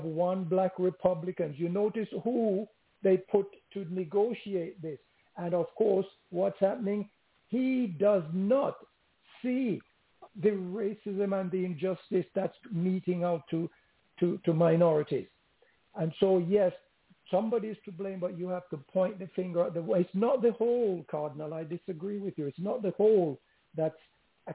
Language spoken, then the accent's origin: English; London, United Kingdom; I grew up in London, and I experienced the racism.